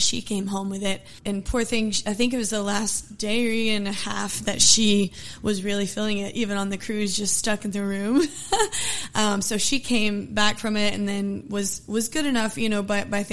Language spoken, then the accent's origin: English; Humble, Texas, United States; also born or lived in Nacogdoches, Texas / Conroe, Texas / Spring, Texas; now in Houston, United States; I went to school in Humble up until about sixth grade